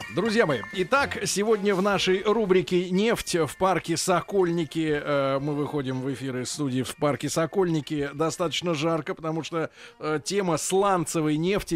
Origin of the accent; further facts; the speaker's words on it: Saint Petersburg, Russia; я родился в Ленинграде